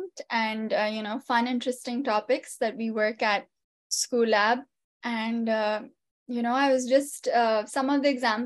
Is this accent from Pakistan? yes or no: yes; Pakistan; moved away as an adult; now in United States; I'm an immigrant from Pakistan, right? And I just moved here 7 years ago